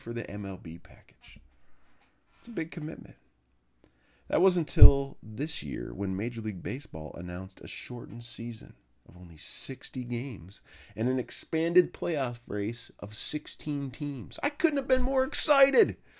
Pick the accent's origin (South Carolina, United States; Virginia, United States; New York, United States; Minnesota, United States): Minnesota, United States; moved away as an adult; now in Indiana, United States; I am a Minnesotan who's migrated southeast, easy on the south, twenty years ago, to the land of Hoosiers.